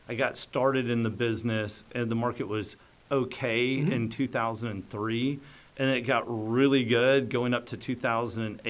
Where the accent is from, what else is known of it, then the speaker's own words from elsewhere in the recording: Dallas, Texas, United States; I was born and raised in Dallas in the Preston Hollow area